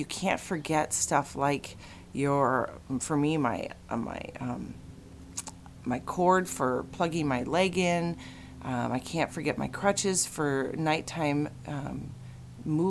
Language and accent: English; Chicago, Illinois, United States; moved away; I was actually in Chicago, which is my hometown